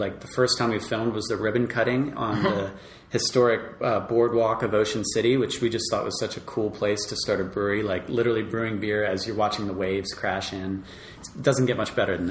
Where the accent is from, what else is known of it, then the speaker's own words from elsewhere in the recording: Maryland, United States; also born or lived in Delaware; we're from Maryland, but we've been living in Delaware for the last couple summers